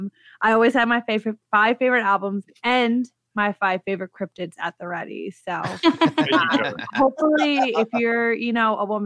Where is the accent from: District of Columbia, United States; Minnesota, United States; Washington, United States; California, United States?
District of Columbia, United States; Washington; D.C., which is my home state. That's not a state.